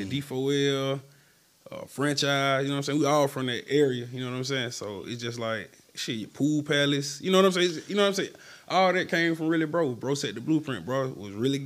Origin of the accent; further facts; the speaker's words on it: Atlanta, Georgia, United States; I've been in Born Home my whole life